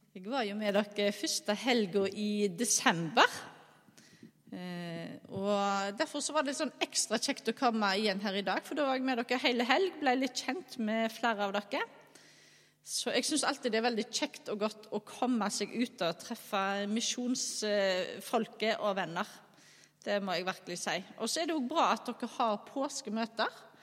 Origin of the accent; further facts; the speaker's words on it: Skjold, Rogaland, Norway; now in Bømlo, Norway; jeg er altså ifra Skjold. Eh, bor på Bømlo.